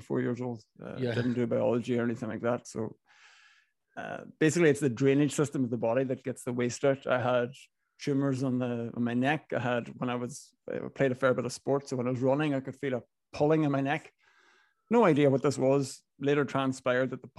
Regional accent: Inishowen, Donegal, Ulster, Ireland; accent: Northern Irish; moved away as an adult; also born or lived in Galway / London; Grew up in Inishowen, very northwest Donegal. Was there till I was 18 before I moved to Galway

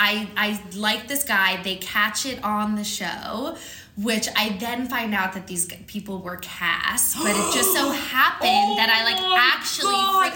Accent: Los Angeles, California, United States; I grew up in Los Angeles

